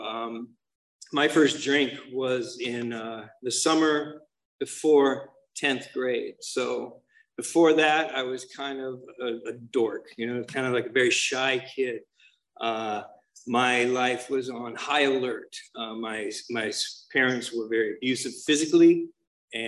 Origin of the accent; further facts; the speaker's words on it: Santa Monica, California, United States; I was born in Santa Monica up in LA.